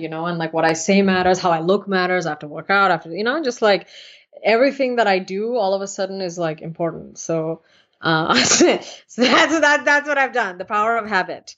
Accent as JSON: {"language": "English", "country": "United States", "tie": "born or raised there", "also_born_or_lived": "India", "said": "I'm also very American"}